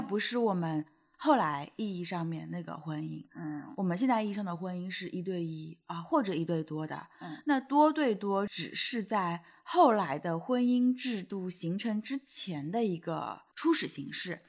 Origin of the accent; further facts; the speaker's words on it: Shanghai, China; 我们是在上海